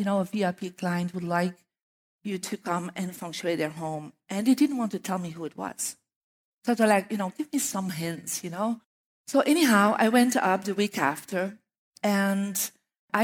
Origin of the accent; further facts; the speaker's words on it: Belgium; moved away; I'm from Belgium